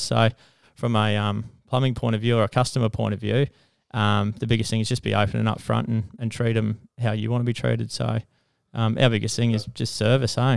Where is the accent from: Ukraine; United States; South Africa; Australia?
Australia; Toowoomba, Queensland; I come from Toowoomba, so I'm pretty much born and bred in Toowoomba.